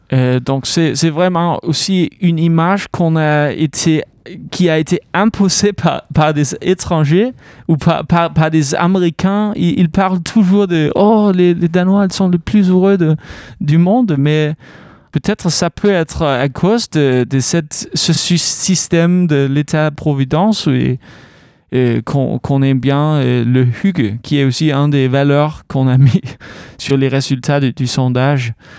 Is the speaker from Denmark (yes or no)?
yes; Aarhus, Central Denmark Region, Denmark; French is a second language; now in Caen, France; Le, le Jutland, c'est d'où je viens, de Aarhus